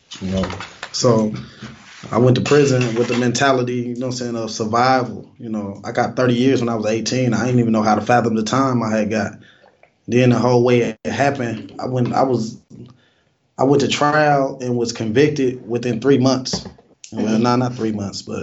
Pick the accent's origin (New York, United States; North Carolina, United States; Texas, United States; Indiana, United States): Indiana, United States; Fort Wayne; I was born in Fort Wayne. I'm from Indiana. Came up through the 80s and the 90s.